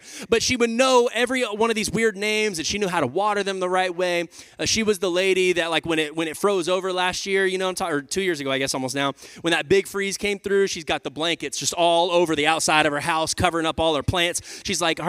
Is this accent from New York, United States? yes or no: no; Texas, United States; moved away as an adult; also born or lived in Oklahoma City, Oklahoma; Me and Lindsay were there for 5 years before we came down back to my hometown here to plant Radical Church.